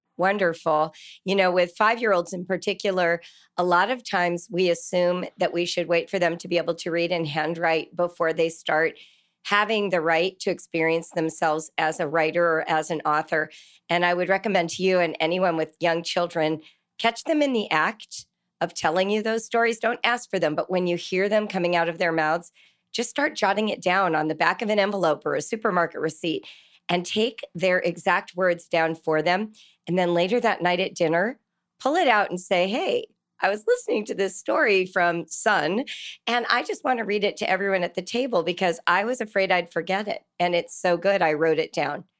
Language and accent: English; California, United States; moved away as an adult; now in Ohio, United States; I grew up in California and moved to Ohio twenty-two years ago